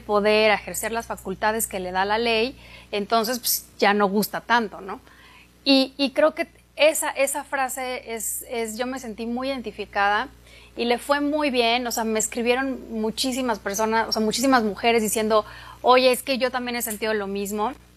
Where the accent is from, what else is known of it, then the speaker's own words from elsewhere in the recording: Atizapán de Zaragoza, State of Mexico, Mexico; Yo soy del Estado de México, de Atizapán